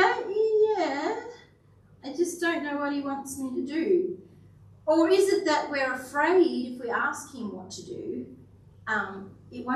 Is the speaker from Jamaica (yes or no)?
no; Kingaroy, Queensland, Australia; I grew up in Kingaroy, the peanut country, so quite familiar with peanuts.